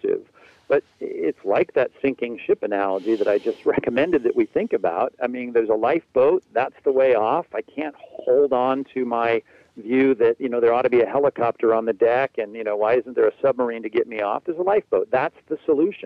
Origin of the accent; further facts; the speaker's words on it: Long Beach, California, United States; when I was growing up in SoCal, here, sunny SoCal, my wife and I grew up in Long Beach